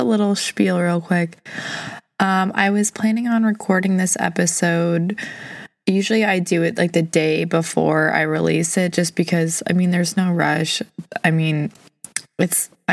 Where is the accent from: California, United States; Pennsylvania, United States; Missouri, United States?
Missouri, United States; St. Louis; I'm from St. Louis. I've lived here my whole life